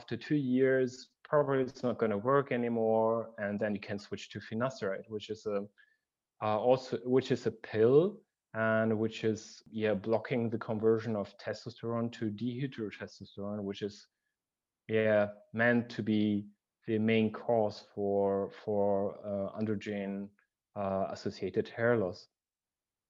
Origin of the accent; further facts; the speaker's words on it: Germany; I grew up in Germany, in a very central place of Germany